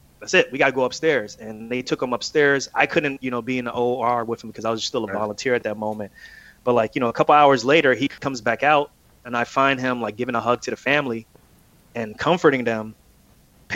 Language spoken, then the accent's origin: English; New Jersey, United States; I'm from Jersey